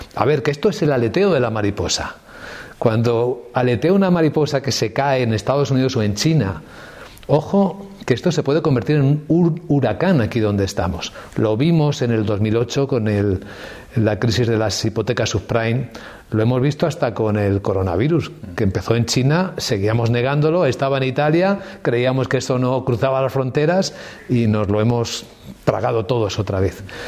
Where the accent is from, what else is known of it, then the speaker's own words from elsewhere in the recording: Ávila, Castile and León, Spain; Yo soy de Ávila